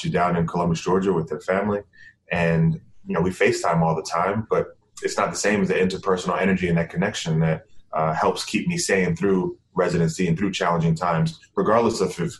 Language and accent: English; Bahamas; moved away; I'm from the Bahamas and have always wanted to, give back to my home country